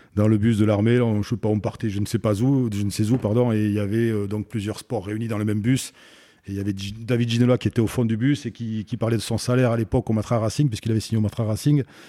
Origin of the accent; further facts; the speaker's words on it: Saint-Jean-de-Luz, Nouvelle-Aquitaine, France; moved away as an adult; also born or lived in Bordeaux / Bayonne / Paris / Brive; on est venu s'installer à Saint-Jean-de-Luz et puis c'est là que j'ai fait toute. Euh, toute euh, c'est là où j'ai grandi en fait